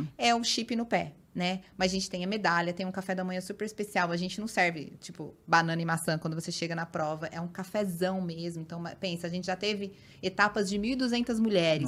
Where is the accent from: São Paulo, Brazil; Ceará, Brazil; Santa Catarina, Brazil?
São Paulo, Brazil; Paulínia; eu sou de Paulínia, região de Campinas